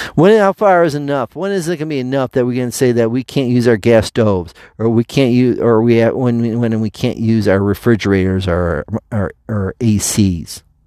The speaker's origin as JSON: {"language": "English", "country": "United States", "said": "We, the American people"}